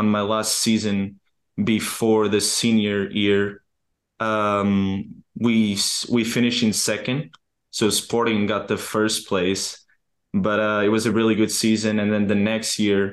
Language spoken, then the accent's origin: English; Portugal; English is a second language; moved away as an adult; also born or lived in Akron, Ohio; now in United States; growing up in Portugal